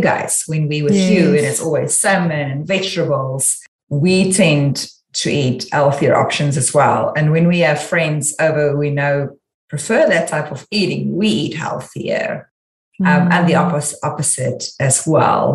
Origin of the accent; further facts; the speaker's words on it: South Africa; moved away as an adult; now in United States; I'm South African